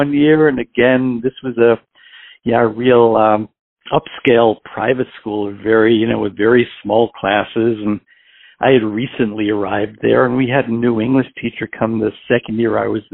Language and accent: English; New York City, New York, United States; moved away as an adult; also born or lived in Houston, Texas / Pittsburgh, Pennsylvania; now in Hillsborough, United States; originally I'm from New York City. I was actually adopted at birth in New York City at the time, at the time of my birth. Grew up there and lived there until I was just about 40 years old